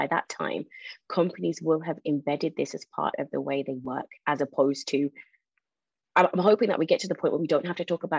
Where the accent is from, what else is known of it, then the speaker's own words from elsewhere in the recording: Birmingham, West Midlands, United Kingdom; I was born in Birmingham, brought up there, but it's also the largest Jamaican community